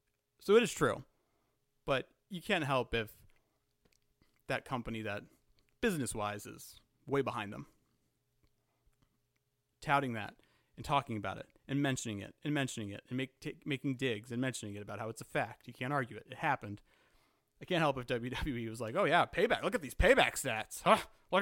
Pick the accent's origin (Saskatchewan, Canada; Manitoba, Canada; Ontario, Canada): Saskatchewan, Canada; I am not British. I have no family over here. Follow me on Twitter. I am from Saskatchewan.